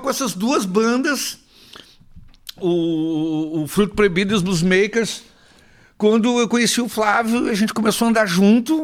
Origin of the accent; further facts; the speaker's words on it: Canoas, Rio Grande do Sul, Brazil; also born or lived in Porto Alegre / Passo Fundo; Eu passei a minha adolescência ali em Canoas